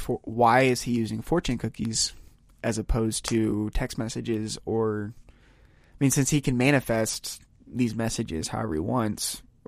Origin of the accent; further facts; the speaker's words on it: Texas, United States; which I use a lot, being from Texas.